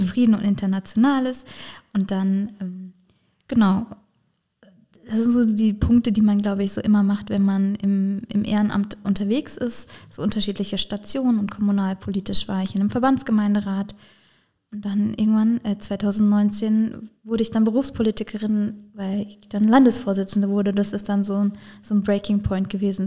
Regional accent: Bad Dürkheim district, Rhineland-Palatinate, Germany; ich selber komme aus dem Landkreis Bad Dürkheim

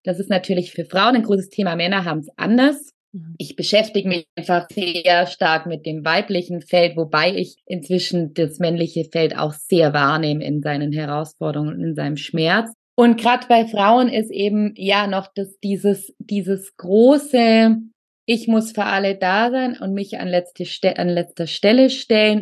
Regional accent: Allgäu, Bavaria, Germany; moved away; Ich komme ursprünglich aus dem Allgäu

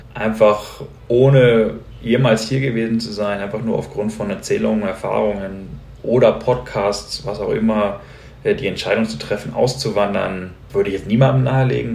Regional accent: Hamburg, Germany; moved away as an adult; now in Colombia; Als gebürtiger Hamburger macht mir Regen und graue Tage nicht viel aus

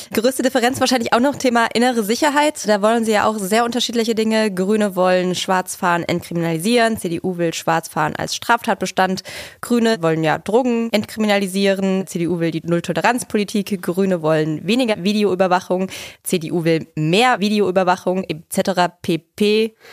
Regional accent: Germany; Ich bin da ja, komme da nicht so weit von her

